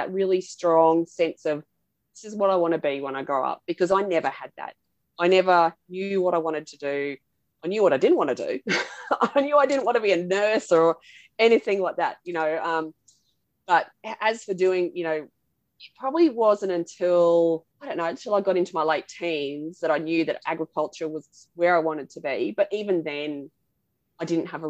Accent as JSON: {"language": "English", "area": "Central Burnett", "region": "Queensland", "country": "Australia", "tie": "born or raised there", "said": "I grew up on a cattle property in the Central Burnett in Queensland"}